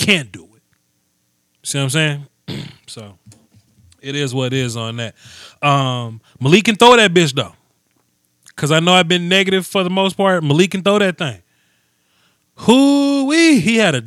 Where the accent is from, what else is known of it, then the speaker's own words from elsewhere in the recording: Natchez, Mississippi, United States; I'm from Natchez, 100%